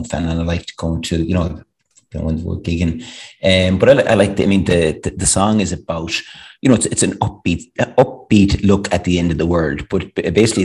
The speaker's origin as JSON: {"language": "English", "town": "Ballinrobe", "region": "Connacht", "country": "Ireland", "tie": "born or raised there", "said": "I'm from Ballinrobe, you know, it's a small town. We grown up, I thought it was a big town"}